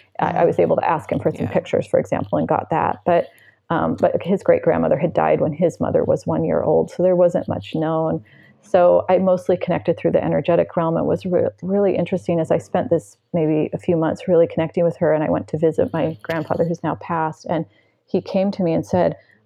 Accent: United States; I'm American

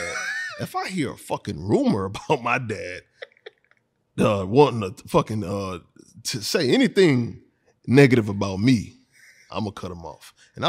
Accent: Houston, Texas, United States; We're from Houston.

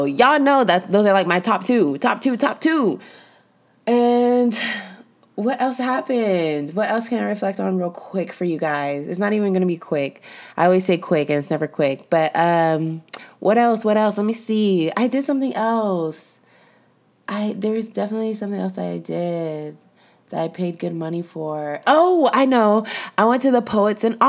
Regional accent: Mission, Texas, United States; I'm from Mission, Texas, and we don't use any of those terms

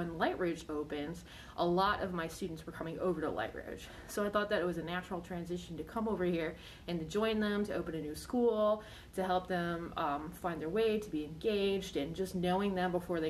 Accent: Buffalo, New York, United States; now in Virginia, United States; I'm not. I'm actually from Buffalo, New York.

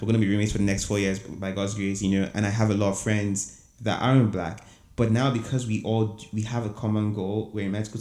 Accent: Abuja, Federal Capital Territory, Nigeria; moved away as an adult; also born or lived in Owerri, Imo State; now in Houston, United States; I grew up in Abuja

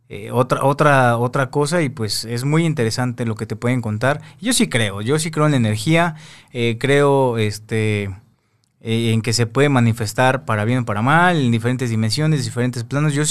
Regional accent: Veracruz, Mexico; somos de, de Veracruz mi, papá es de Guanajuato, mi mamá de Veracruz, entonces pues viajamos mucho a este tipo de lugares.

